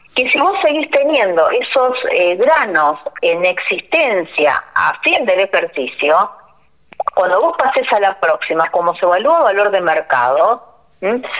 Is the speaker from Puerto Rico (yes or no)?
no; Leandro N. Alem, Misiones, Argentina; also born or lived in Posadas; Yo soy de Leandro de Nalén, que está a 24 kilómetros de Oberá